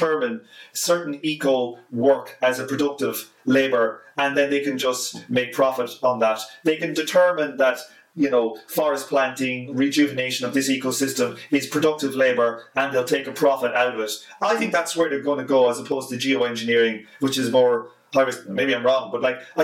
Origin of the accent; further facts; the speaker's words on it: Ireland; I'm just Irish